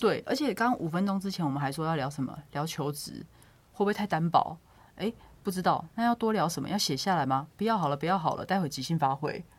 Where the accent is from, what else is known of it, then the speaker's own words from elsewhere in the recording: southern Taiwan, Taiwan; moved away as an adult; now in Taipei, Taiwan; 我在台北工作，那基本上我非常非常少会南部